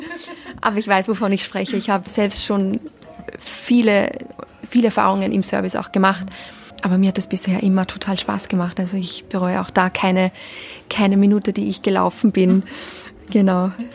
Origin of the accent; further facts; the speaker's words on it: Austria; accent: Austrian dialect; moved away as an adult; also born or lived in Donaueschingen, Germany / Tenerife; Ich komme aus Österreich